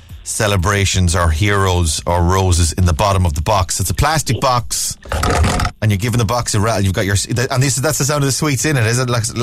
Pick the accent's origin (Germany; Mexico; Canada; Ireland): Ireland; Ballina, Connacht; moved away; I'm from Ballina as well.